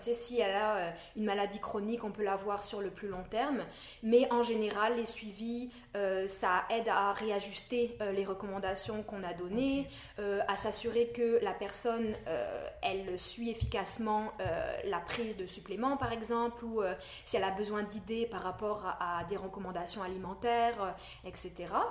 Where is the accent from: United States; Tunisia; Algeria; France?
France; moved away as an adult; also born or lived in Montreal, Quebec, Canada; now in Quebec, Canada; je viens de la France. J'ai fait un bac de psycho là-bas et ça fait dix ans maintenant que je suis ici.